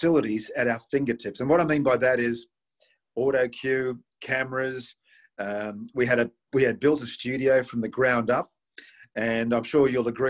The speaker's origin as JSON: {"language": "English", "town": "Sydney", "region": "New South Wales", "country": "Australia", "tie": "born or raised there", "said": "in my home country, in my home city"}